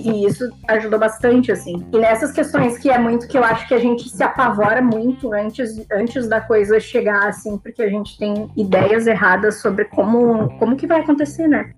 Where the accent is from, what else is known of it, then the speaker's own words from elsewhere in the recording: Rio Grande do Sul, Brazil; moved away as an adult; now in Salvador, Brazil; eu venho do Rio Grande do Sul